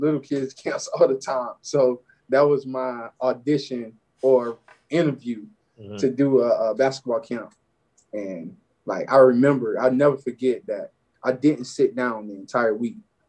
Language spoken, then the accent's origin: English; Barnwell, South Carolina, United States; moved away as an adult; also born or lived in Beaufort, South Carolina; I'm from Barnville, South Carolina.